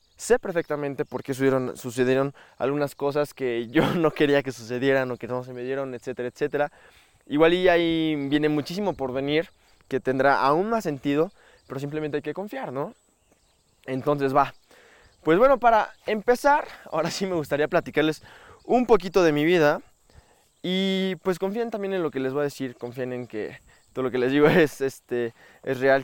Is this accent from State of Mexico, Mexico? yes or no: yes; Metepec, State of Mexico, Mexico; also born or lived in Toluca, Mexico; yo nací en México, en la ciudad de Toluca. Bueno, toda mi vida viví en una ciudad que se llama Metepec